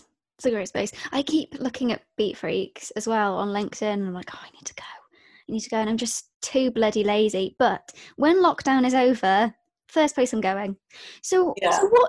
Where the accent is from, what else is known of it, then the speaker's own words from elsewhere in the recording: Wales, United Kingdom; also born or lived in Birmingham; I grew up in Wales and then I did 2 years of college.